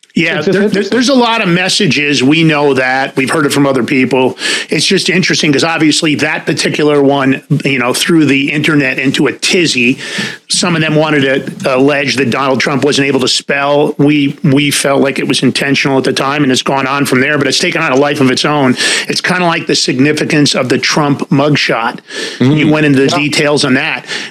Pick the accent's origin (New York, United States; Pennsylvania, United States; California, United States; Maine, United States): New York, United States; I grew up in New York